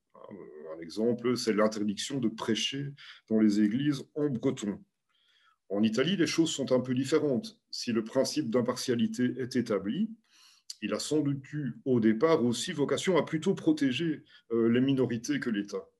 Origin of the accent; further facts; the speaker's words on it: Belgium; chez nous, en Belgique